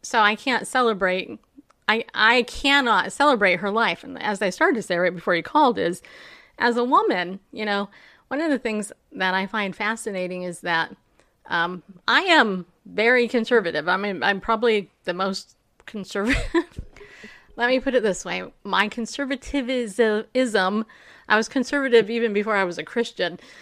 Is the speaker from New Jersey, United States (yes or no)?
no; New York, United States; I was born in New York